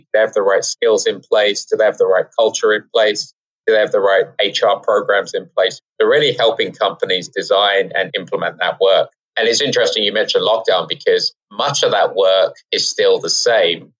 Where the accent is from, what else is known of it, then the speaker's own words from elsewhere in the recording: England, United Kingdom; now in New York City, United States; we're um, we're from England